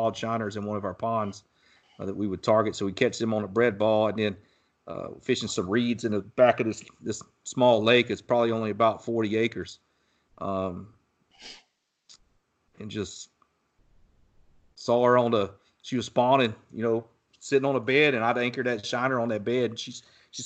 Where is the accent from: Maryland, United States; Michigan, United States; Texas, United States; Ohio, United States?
Texas, United States; my hometown here where I live in Texas